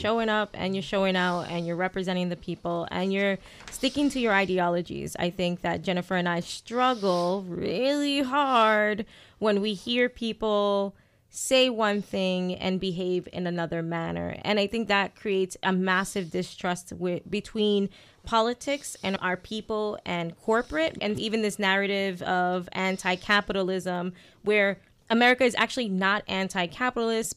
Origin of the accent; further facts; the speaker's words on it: New York City, New York, United States; now in Worcester, United States; I'm from Brooklyn